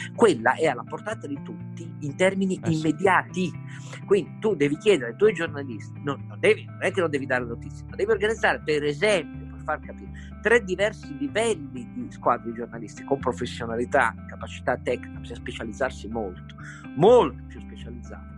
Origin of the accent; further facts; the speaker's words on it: Turin, Piedmont, Italy; Io sono cresciuto di fronte a Fiat Fiori dove lavoravano 70.000 persone